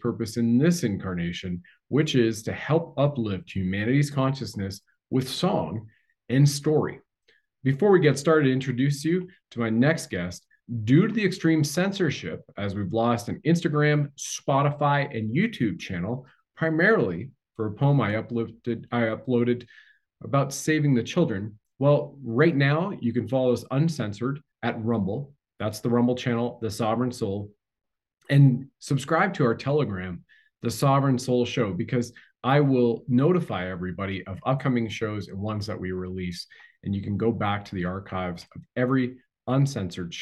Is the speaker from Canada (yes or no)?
yes; Canada; I've served my country at the federal level as a Canadian infantry soldier